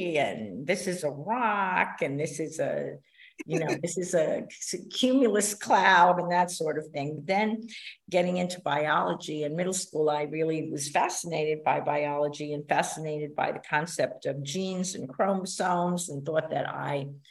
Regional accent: New York City, New York, United States; accent: New York; moved away as an adult; also born or lived in New Orleans, Louisiana / Greenville, North Carolina; I am a New York City girl, New York City born and raised, and I very much identify as a New Yorker.

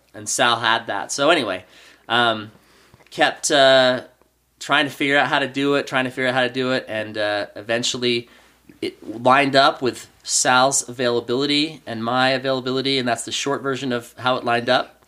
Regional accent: Oregon, United States; moved away as an adult; now in Utah, United States; I grew up in Oregon

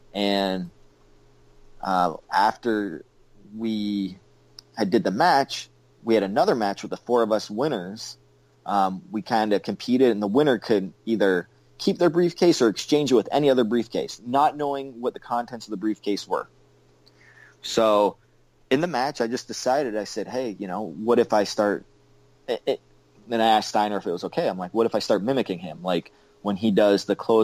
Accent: Canada; I'm Canadian

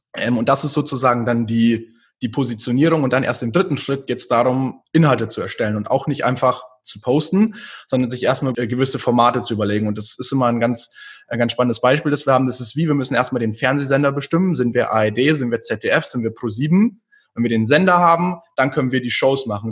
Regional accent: near Munich, Bavaria, Germany; also born or lived in New York; Ich bin äh, in der Nähe von München geboren und aufgewachsen

